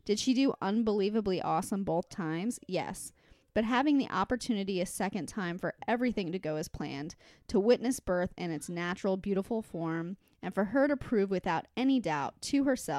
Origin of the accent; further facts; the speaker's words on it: Chicago, Illinois, United States; I'm from Chicago.